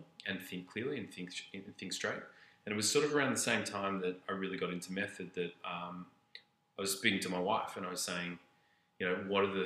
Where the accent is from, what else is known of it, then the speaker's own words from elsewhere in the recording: Australia; moved away as an adult; now in Canada; being Australian and moving to Canada